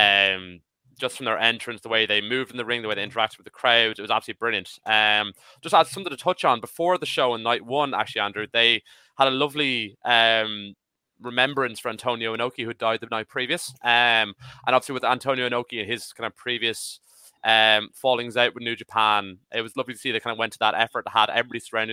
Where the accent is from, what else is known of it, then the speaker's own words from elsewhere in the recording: Ireland; as an Irish person